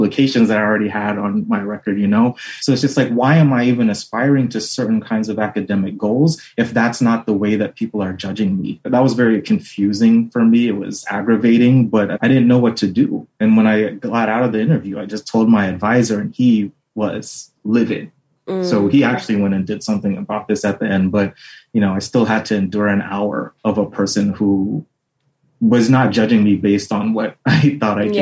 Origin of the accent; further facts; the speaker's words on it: Southern California, United States; moved away as an adult; now in Pittsburgh, United States; I grew up in Southern California